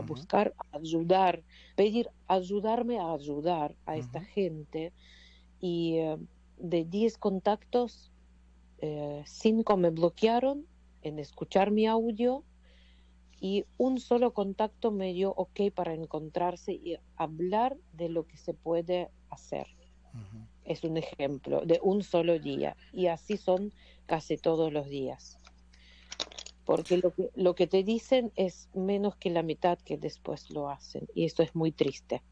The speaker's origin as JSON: {"language": "Spanish", "country": "Ukraine", "second_language": "Spanish", "moved": "yes", "lives_now": "Buenos Aires, Argentina"}